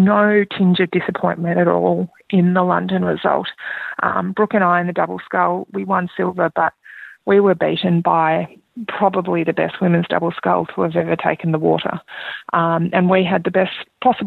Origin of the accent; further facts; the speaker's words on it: Australia; being an Australian Olympian